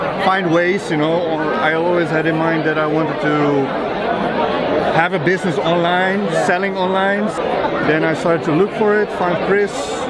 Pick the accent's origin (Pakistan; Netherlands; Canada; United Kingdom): Netherlands; Amsterdam, North Holland; Yes, from Amsterdam.